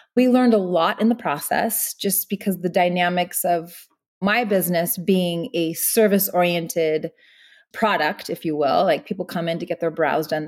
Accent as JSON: {"language": "English", "town": "Meadow Vista", "region": "California", "country": "United States", "tie": "born or raised there", "moved": "yes", "lives_now": "Los Angeles, United States", "said": "where we grew up back in Northern California. It's a town called Meadow Vista"}